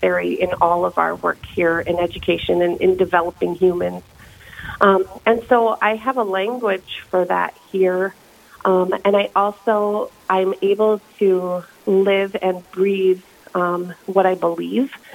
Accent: Minneapolis, Minnesota, United States; moved away as an adult; also born or lived in Kansas / Brookings, South Dakota; now in Yankton, United States; I grew up in Minneapolis, Minnesota

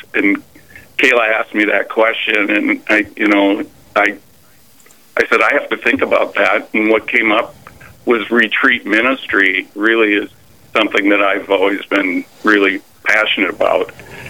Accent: Watertown, South Dakota, United States; I'm originally from Watertown

